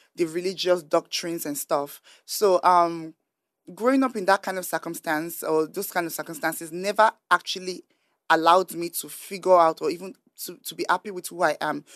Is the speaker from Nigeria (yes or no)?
yes; Nigeria; growing up in Nigeria